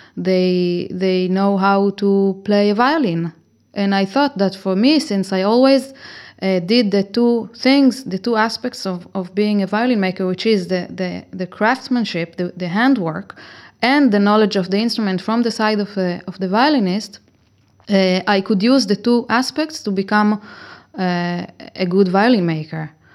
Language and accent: English; Israel; moved away as an adult; now in Cremona, Italy; I am originally from Israel